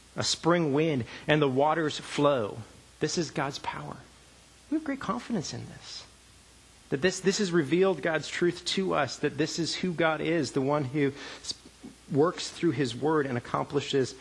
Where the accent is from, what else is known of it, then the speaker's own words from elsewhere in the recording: Canada; moved away; I grew up in Canada